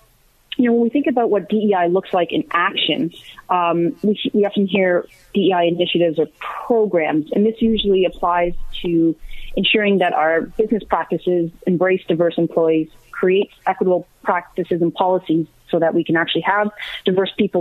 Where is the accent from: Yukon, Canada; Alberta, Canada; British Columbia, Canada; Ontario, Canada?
Ontario, Canada; Guelph; also born or lived in United States; I grew up here in Guelph